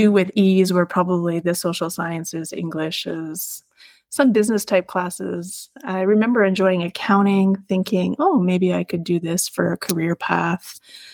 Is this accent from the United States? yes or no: no; Arnprior, Ontario, Canada; I grew up in Arm Prior